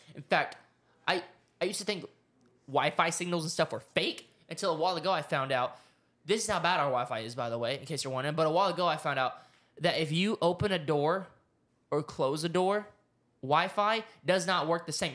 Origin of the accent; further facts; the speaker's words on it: Oklahoma, United States; I grew up in Oklahoma. I was a small town boy